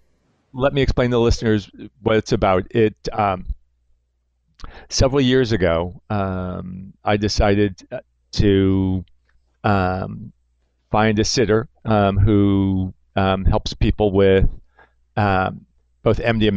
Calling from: New York, United States

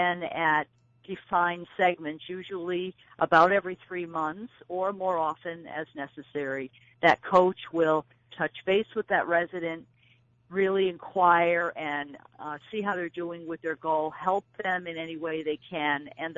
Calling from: New Hampshire, United States; I am calling from New Hampshire.

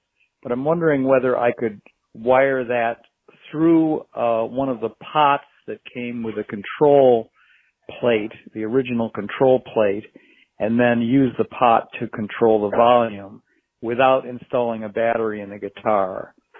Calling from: Rochester, New York, United States; calling from Rochester, New York, and love your show.

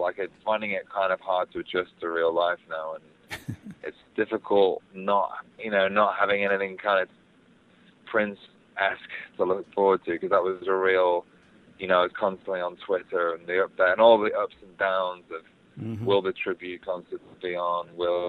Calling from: London, United Kingdom; I'm in West London.

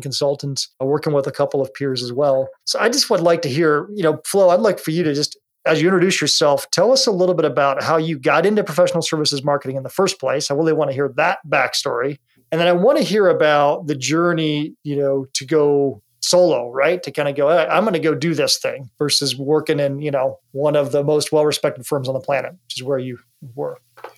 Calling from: Seattle, Washington, United States; Now I'm calling from Seattle, Washington today.

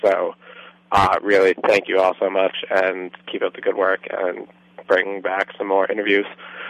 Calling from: New York, United States; Hey, this is …. I'm from New York.

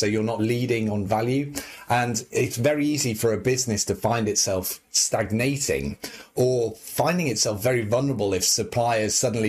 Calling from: Leeds, Yorkshire and the Humber, United Kingdom; I'm calling in from Leeds in the north of the UK this morning.

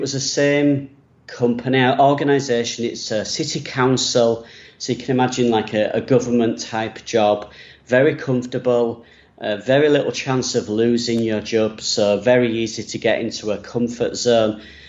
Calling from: Bangkok, Thailand; I'm from Bangkok in Thailand right now. I've been here for a month, next heading to South Korea.

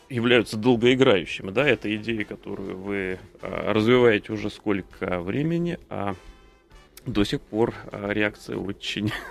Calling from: Vladimir, Vladimir Oblast, Russia; Я из Владимира звоню.

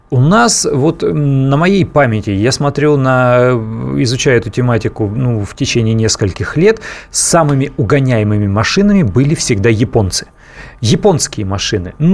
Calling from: Vladimir, Vladimir Oblast, Russia; А, здравствуйте, город Владимир.

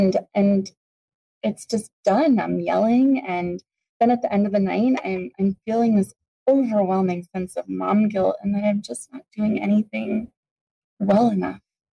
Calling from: Arizona, United States; I'm calling from Arizona.

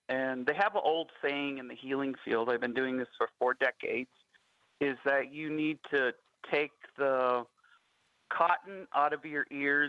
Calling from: Alberta, Canada; Native Wellness Institute, and I'm calling you from Alberta.

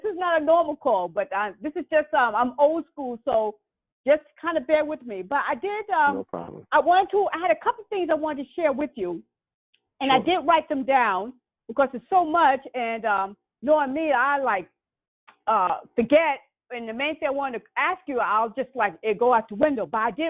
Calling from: California, United States; I'm calling from California.

